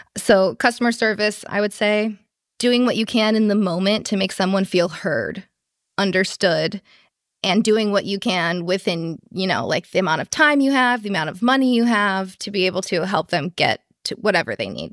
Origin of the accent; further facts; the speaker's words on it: Chicago, Illinois, United States; now in San Francisco, United States; I'm actually originally from Chicago